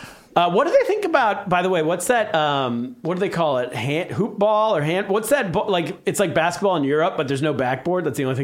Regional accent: El Dorado Hills, California, United States; I'm from El Dorado Hills.

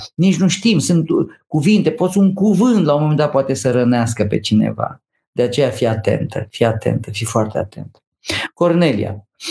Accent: near Câmpina, Prahova Valley, Romania; Eu am copilărit lângă Câmpina, sunt prahovean de pe Valea Prahovei

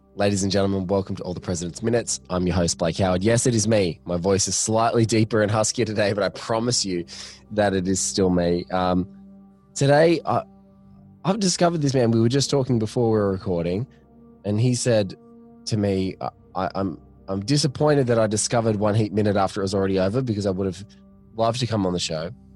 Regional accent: Australia; speaking as an Australian

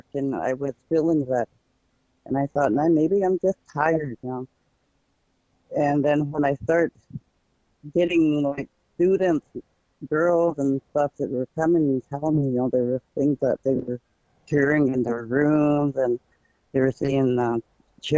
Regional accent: Red Blanket, Oregon, United States; I come from Red Blanket, from my grandparents, Apadupi and Bulataki, and my mother and my father, Rainy and Sleepy.

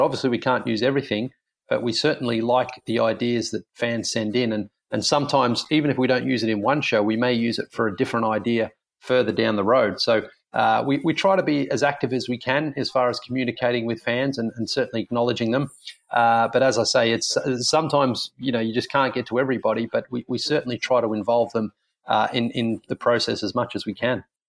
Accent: Australia; moved away; being an Australian

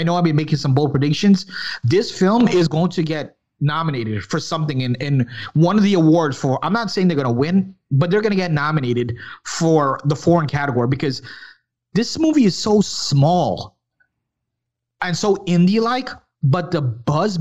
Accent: New York, United States; I was born in New York, but my background is Guyanese, which is in South America from Guyana.

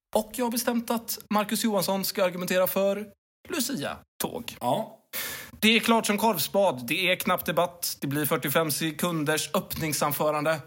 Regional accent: Mölnlycke, Västra Götaland, Sweden; now in Lund, Sweden; Jag kommer ju från Mölnlycke. Jag kommer inte ifrån Lund. Jag bara råkar vara bosatt i Lund.

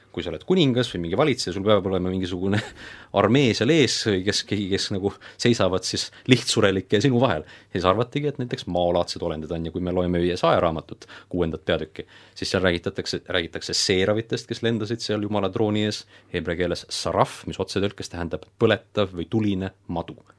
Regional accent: Estonia; me oleme siin eestlased

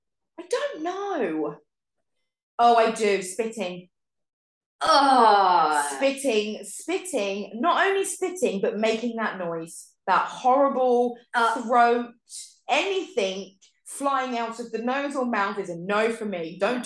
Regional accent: England, United Kingdom; And I'm English.

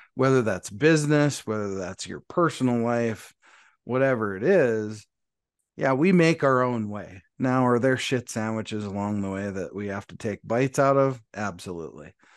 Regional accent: Montana, United States; moved away; all the way from Montana, my home state

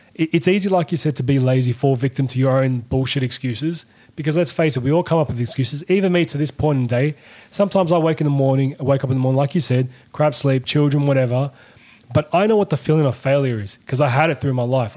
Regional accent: Sydney, New South Wales, Australia; We know what exactly it was growing up in Sydney

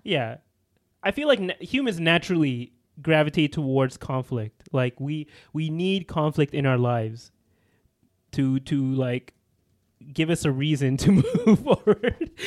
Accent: Canada; we're, we're Canadians

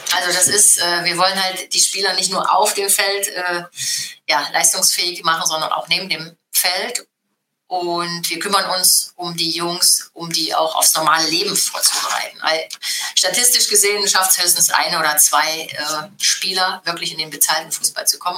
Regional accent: Halle, Saxony-Anhalt, Germany; also born or lived in Frankfurt; now in Wolfsburg, Germany; ich bin in der DDR geboren

